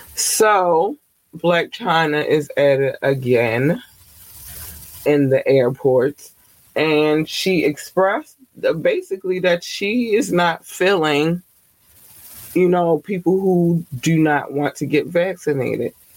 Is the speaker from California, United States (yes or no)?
no; Baltimore, Maryland, United States; Baltimore, Maryland. Hi, babies, my home city in my home state.